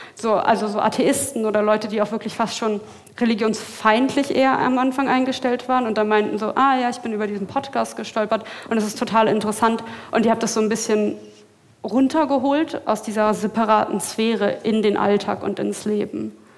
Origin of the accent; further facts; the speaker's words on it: Berlin, Germany; ich komme aus Berlin